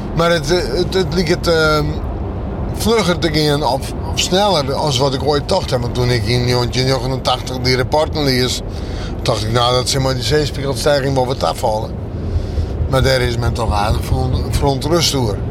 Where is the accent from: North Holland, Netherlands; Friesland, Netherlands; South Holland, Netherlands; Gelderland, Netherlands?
Friesland, Netherlands; Dus ik ben Fries